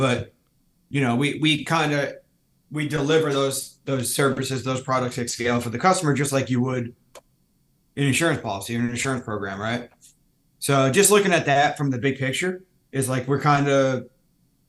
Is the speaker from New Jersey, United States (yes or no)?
yes; New Jersey, United States; moved away as an adult; also born or lived in Maryland; now in San Diego, United States; I'm from the Northeast. I grew up in Jersey